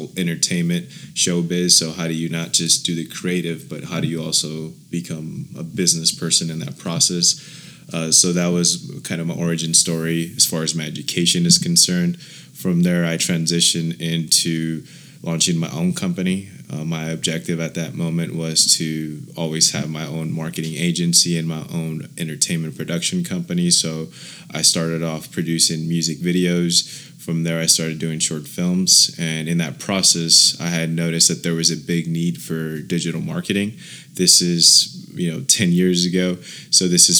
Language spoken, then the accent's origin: English; Oxnard, California, United States; my origin story basically started in the city of Oxnard. I was raised by a single mother